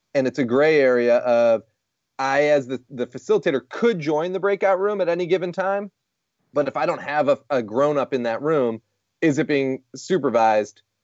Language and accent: English; Rochester, New York, United States; we're from Rochester, New York